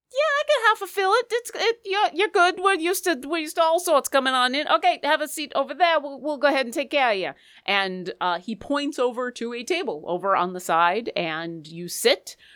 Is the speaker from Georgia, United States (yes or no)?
no; Seattle, Washington, United States; I am from Seattle and I'm practically Canadian